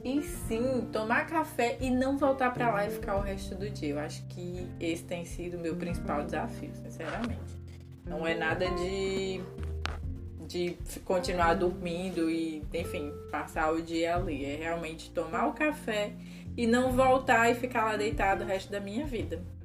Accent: Brazil; now in Portugal; falando como brasileira

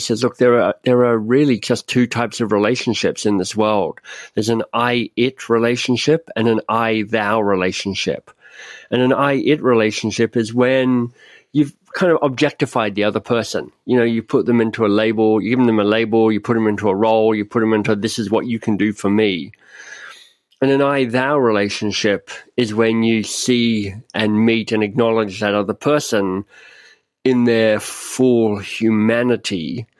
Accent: Canada; I mean, I'm Canadian, I'm up in Canada

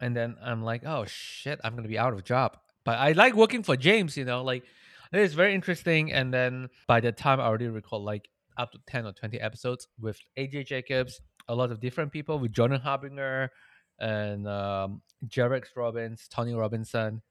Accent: Malaysia; moved away; I'm Malaysian.

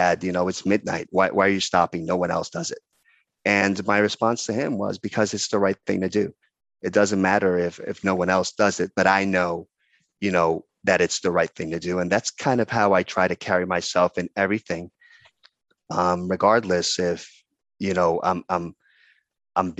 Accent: Dominican Republic; moved away as an adult; now in United States; I'm originally from the Dominican Republic

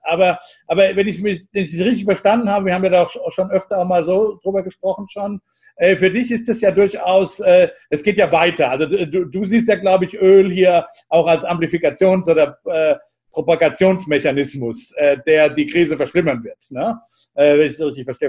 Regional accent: United States

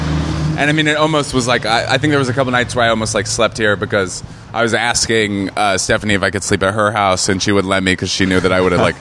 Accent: Seattle, Washington, United States; moved away as an adult; also born or lived in New York; now in Los Angeles, United States; I come from Seattle.

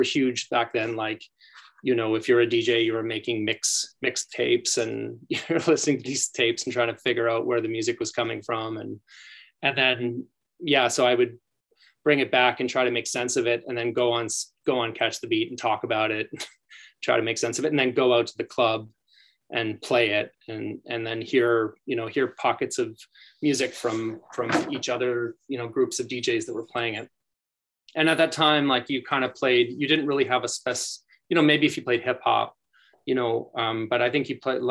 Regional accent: Edmonton, Alberta, Canada; also born or lived in Calgary; we're both from Edmonton, but okay. We both moved to Calgary

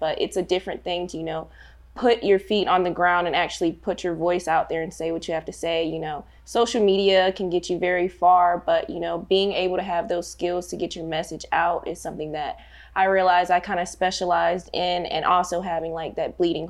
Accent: Fort Benning, Georgia, United States; I am a transplant. Both of my parents were in the military, but they decided to retire here. I have 5 brothers and 2 sisters, and they just all decided to keep us here at Fort Benning, Georgia.

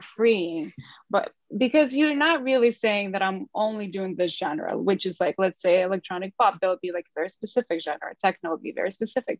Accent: Ukraine; English is a second language; moved away as an adult; now in London, United Kingdom; we are from Ukraine, like you pointed. So we moved here about like eight years ago

